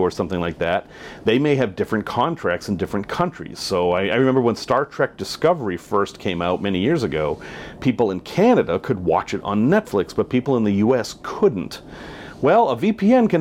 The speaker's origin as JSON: {"language": "English", "country": "United States", "said": "I am an American"}